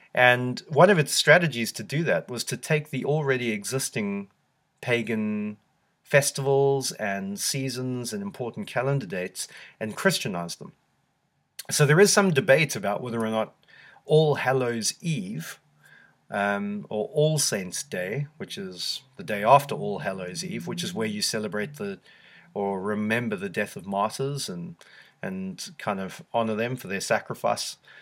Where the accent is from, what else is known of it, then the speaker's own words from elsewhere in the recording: South Africa; now in United Kingdom; growing up in South Africa